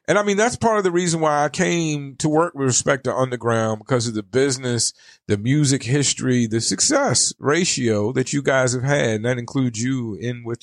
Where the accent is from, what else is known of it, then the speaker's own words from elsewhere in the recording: the South, United States; now in Arizona, United States; I come from the South, and in the South, for lack of better, we we have a lot of culture